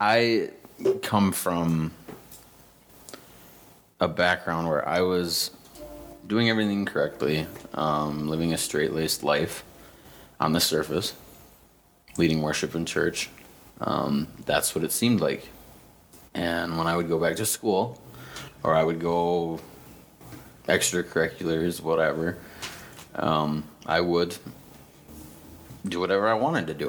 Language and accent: English; St. James, Minnesota, United States; moved away; also born or lived in Huntington Beach, California; I am from St. James, Minnesota. Lived in Huntington Beach, California for 5 years.